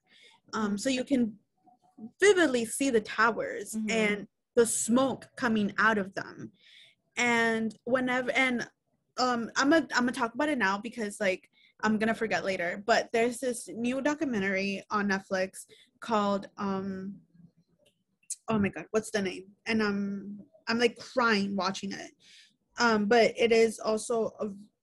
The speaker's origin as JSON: {"language": "English", "town": "New York City", "region": "New York", "country": "United States", "tie": "born or raised there", "said": "I am from New York City, born and raised here"}